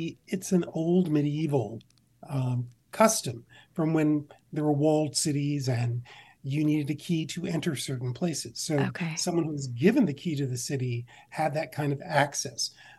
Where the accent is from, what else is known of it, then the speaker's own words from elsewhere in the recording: Mount Olive, United States; I grew up on an 80-acre farm outside of the town of Mount Olive. So it was kind of our own little world.